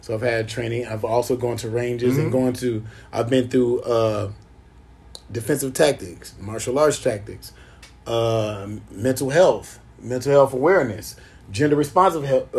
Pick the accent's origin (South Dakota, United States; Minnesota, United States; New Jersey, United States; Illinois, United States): Illinois, United States; Chicago; I'm from Chicago